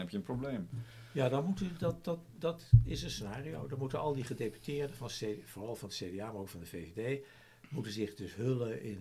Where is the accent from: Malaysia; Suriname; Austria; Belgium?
Malaysia; now in Netherlands; Trouwens, als wij nu dat merken, omdat we uit Maleisië komen.